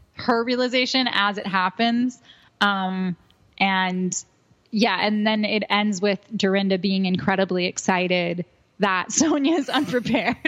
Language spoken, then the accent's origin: English; New Jersey, United States; I'm from New Jersey